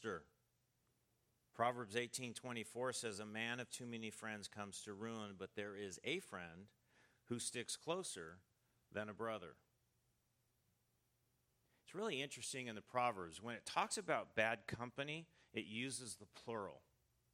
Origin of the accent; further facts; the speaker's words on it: United States; I'm from the United States